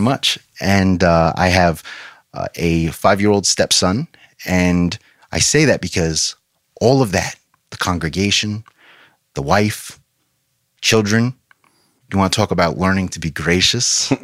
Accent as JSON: {"language": "English", "region": "New York", "country": "United States", "moved": "yes", "lives_now": "Fort Myers, United States", "said": "in New York where I'm from"}